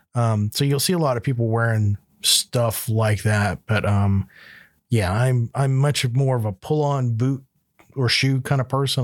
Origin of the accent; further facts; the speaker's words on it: Panama City, Florida, United States; moved away as an adult; also born or lived in Alabama; now in Alaska, United States; where I grew up in Florida, in Panama City